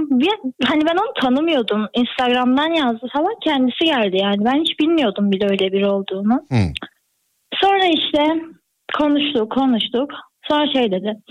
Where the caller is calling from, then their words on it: Urfa, Şanlıurfa, Turkey; Ben Urfa'dayım.